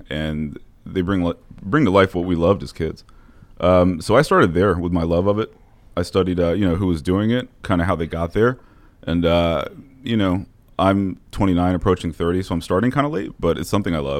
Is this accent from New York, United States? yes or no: yes; New York, United States; now in Columbia, United States; Originally from New York, and my father was a military man, so...